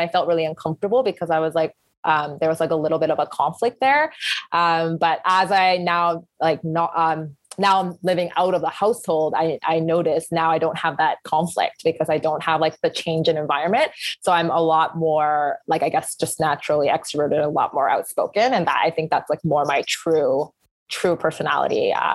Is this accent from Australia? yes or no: no; Canada; growing up in kind of Canadian society, I've definitely become a lot more kind of punctual and schedule driven